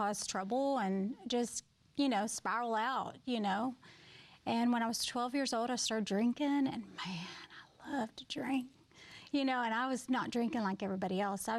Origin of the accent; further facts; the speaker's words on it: Kirby, Arkansas, United States; Yeah, so I grew up in a very small town called Kirby, Arkansas. There were 32 in my graduating class. So super small.